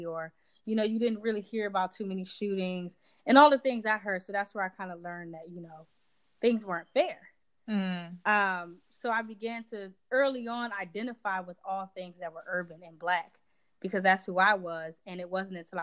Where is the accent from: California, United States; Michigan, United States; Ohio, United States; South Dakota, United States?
Michigan, United States; Detroit; moved away as an adult; also born or lived in Inkster, Michigan / Florida / New York; now in New Jersey, United States; I've only lived in those two places my entire life, you know, in my entire time living and growing up in Michigan